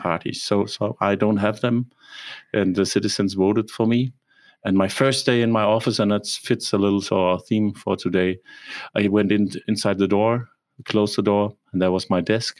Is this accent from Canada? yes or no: no; Copenhagen, Capital Region of Denmark, Denmark; moved away as an adult; also born or lived in Germany; now in Rostock, Germany; I was born in Copenhagen and lived there for 20 years, and then I went to Germany